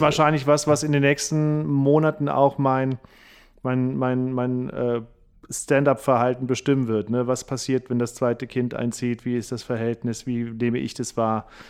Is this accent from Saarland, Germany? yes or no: yes; Rilchingen-Hanweiler, Saarland, Germany; moved away as an adult; also born or lived in Saarbrücken / Berlin; now in Heidelberg, Germany; Aufgewachsen in Rilchingen-Hanweiler, geboren in Saarbrücken, dann lange Zeit in Saarbrücken